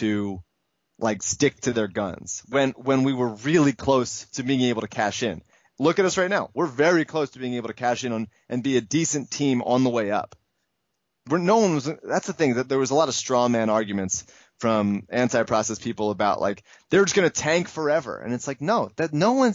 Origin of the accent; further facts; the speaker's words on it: Philadelphia, Pennsylvania, United States; I'm from Philadelphia